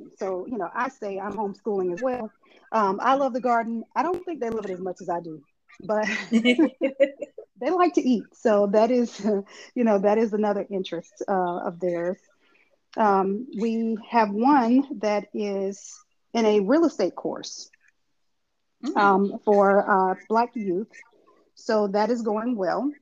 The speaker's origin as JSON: {"language": "English", "region": "Eastern North Carolina", "country": "United States", "said": "I'm from Eastern North Carolina, so a lot of people say that's the country, but what we call it is riding out"}